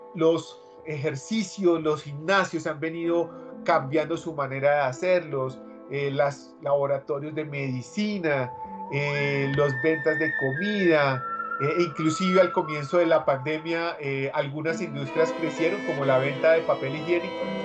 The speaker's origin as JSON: {"language": "Spanish", "region": "Bogotá", "country": "Colombia", "said": "los que de pronto somos cachacos"}